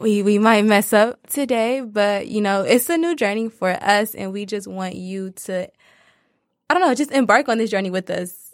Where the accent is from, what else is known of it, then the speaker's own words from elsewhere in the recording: Detroit, Michigan, United States; I'm from Detroit, Michigan